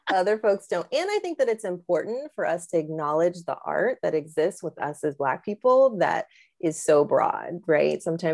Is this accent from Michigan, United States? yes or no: no; San Francisco Bay Area, California, United States; moved away; I'm from the Bay Area and I've been back in the Bay Area appreciating it so much.